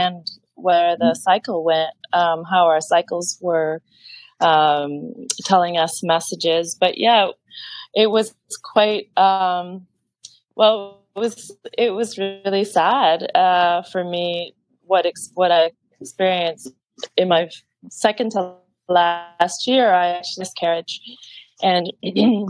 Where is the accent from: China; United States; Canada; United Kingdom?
Canada; Lake Ontario; now in Hong Kong; I'm from Lake Ontario